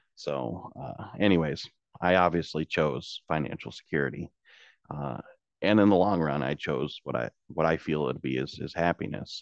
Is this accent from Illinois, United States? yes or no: yes; Washington, Illinois, United States; also born or lived in Peoria, Illinois; I was born in Peoria, Illinois. I grew up in Washington, Illinois, which is across the river from Peoria